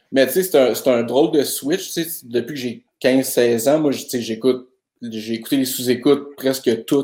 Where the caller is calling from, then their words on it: Montreal, Quebec, Canada; Euh, moi, je suis de Verdun à Montréal.